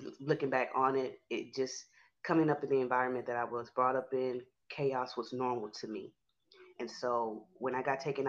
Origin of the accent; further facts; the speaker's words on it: Houston, Texas, United States; I'm from Houston, Texas.